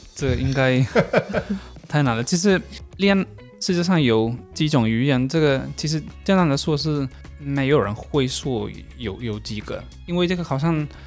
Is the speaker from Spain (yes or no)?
yes; Galicia, Spain; Chinese is a second language; moved away as an adult; also born or lived in Taoyuan, Taiwan; now in Taichung, Taiwan; 我来自加利西亚。 呃，现在已经怪五年在台湾这边